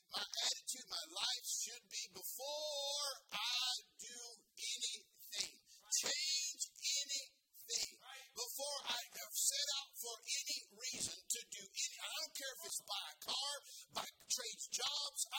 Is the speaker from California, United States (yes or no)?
yes; California, United States; I'm a native Californian, born and raised in California. I love my state.